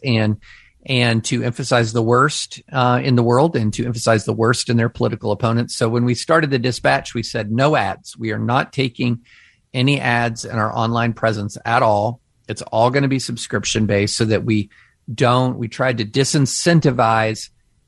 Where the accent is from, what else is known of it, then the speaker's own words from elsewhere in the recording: rural Kentucky, United States; moved away; also born or lived in Opelika, Alabama / Nashville, Tennessee; But I grew up in rural Kentucky